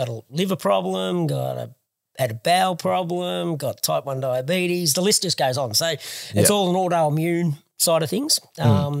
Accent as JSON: {"language": "English", "town": "Warrnambool", "region": "Victoria", "country": "Australia", "tie": "born or raised there", "said": "Born and bred in Warrnambool back in 1974"}